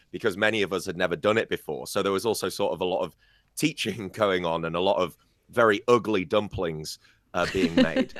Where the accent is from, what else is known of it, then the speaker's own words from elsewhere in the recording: Scarborough, Yorkshire and the Humber, United Kingdom; moved away; in my hometown of Scarborough